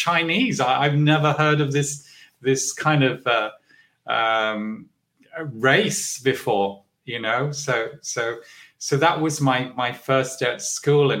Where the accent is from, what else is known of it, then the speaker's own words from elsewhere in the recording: London, United Kingdom; I was born in Hackney, I think in a Salvation Army hospital